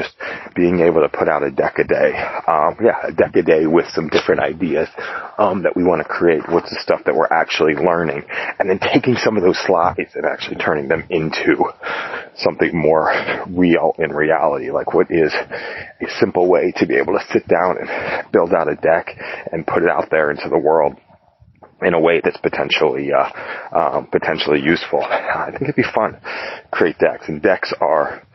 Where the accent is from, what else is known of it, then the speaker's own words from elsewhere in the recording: Las Vegas, Nevada, United States; I was born in Las Vegas, Nevada.